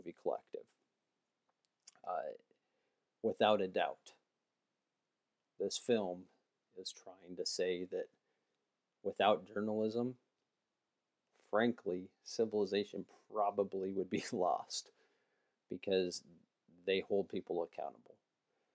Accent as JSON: {"language": "English", "country": "United States", "said": "as an American"}